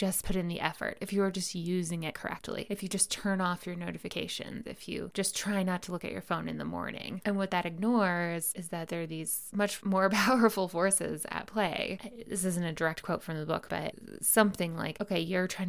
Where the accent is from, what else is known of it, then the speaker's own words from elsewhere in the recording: United States; As an American